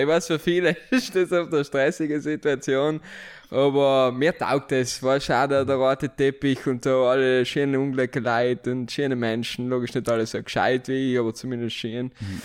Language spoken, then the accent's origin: German; Merano, Trentino-Alto Adige, Italy; moved away as an adult; now in Vienna, Austria; ich bin gebürtiger Meraner, aber von der schönen Seite von Meran